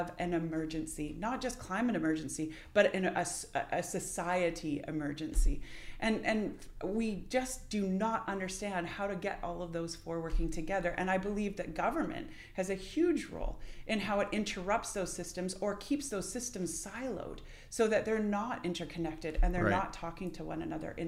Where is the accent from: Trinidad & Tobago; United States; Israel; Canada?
Canada; British Columbia; That's something for us as British Columbians to pay attention to grieve.